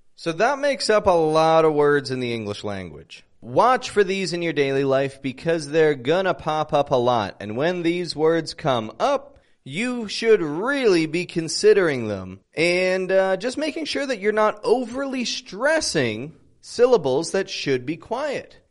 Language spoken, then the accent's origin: English; Toronto, Ontario, Canada; I'm from Toronto, Canada.